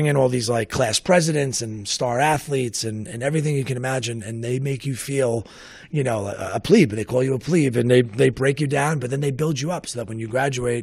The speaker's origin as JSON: {"language": "English", "town": "New York City", "region": "New York", "country": "United States", "tie": "born or raised there", "accent": "raspy", "said": "grew up in Staten Island. If you couldn't tell with my raspy accent that I still have"}